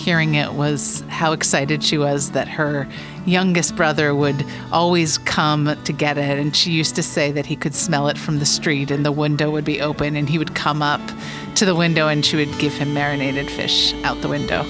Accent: New York City, New York, United States; I'm from Brooklyn, New York

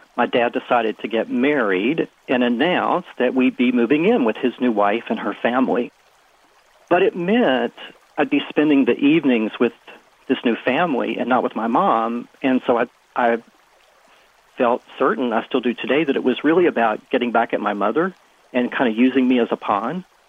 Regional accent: West Virginia, United States; now in Washington, D.C., United States; I grew up small town in West Virginia blue collar town

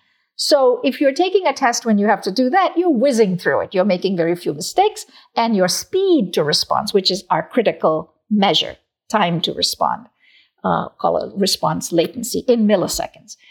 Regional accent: South India, India; moved away; I was born and raised in South India

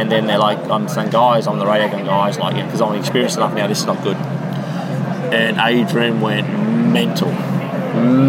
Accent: Australia; I spent a lot of time in the country growing up in Australia

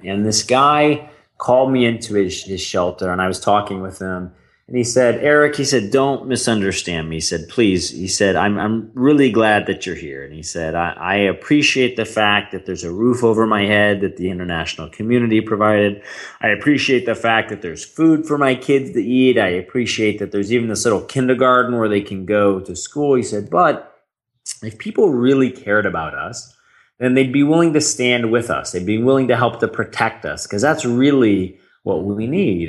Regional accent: St. Louis, Missouri, United States; I grew up in St. Louis, Missouri.

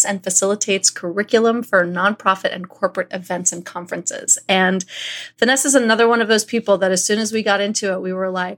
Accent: New York City, New York, United States; I am a New Yorker.

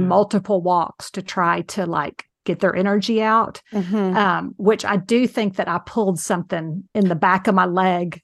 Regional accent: Houston, Texas, United States; also born or lived in Beaumont, Texas; now in San Antonio, United States; growing up in Houston and Beaumont

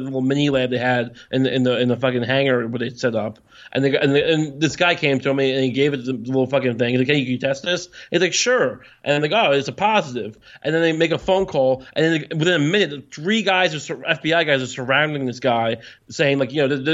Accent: Long Island, New York, United States; I'm from Long Island.

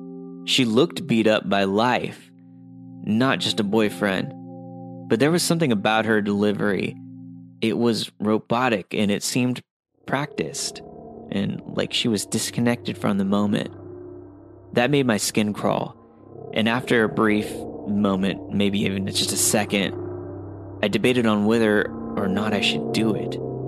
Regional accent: Seattle, Washington, United States; born there; also born or lived in Mount Shasta; I was born in Seattle, but at this time my family had been living in Mount Shasta, which is a small town in Northern California.

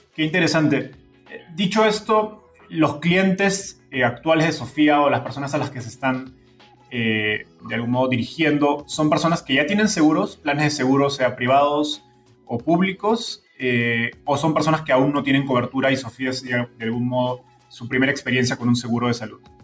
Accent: Peru; yo soy peruano

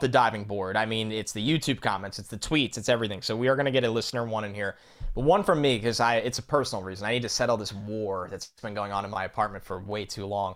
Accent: United States; I am from New York

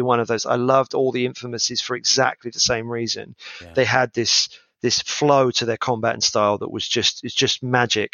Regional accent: United Kingdom; As a British gamer

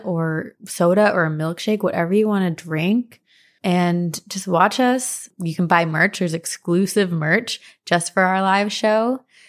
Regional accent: Princeton, New Jersey, United States; I grew up in New Jersey, and I went to high school in Princeton

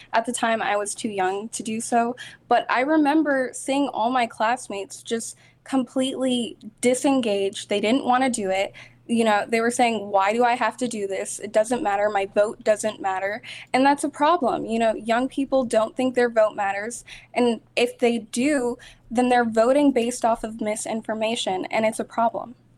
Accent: South Florida, United States; I'm from Florida. I lived in South Florida all my life

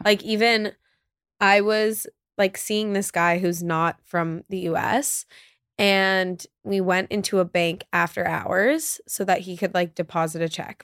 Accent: New York City, New York, United States; growing up in New York

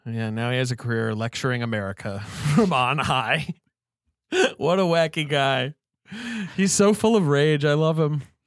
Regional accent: United Kingdom; moved away; I grew up in Britain

